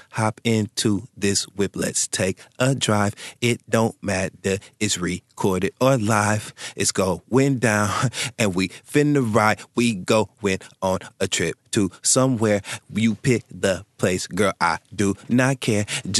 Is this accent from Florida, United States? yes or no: no; Flint, Michigan, United States; moved away; I'm not from the South, I'm from the North. From F-L-I-N-T, that is the Flint, the Michigan. And that's my fucking city. And when I lived there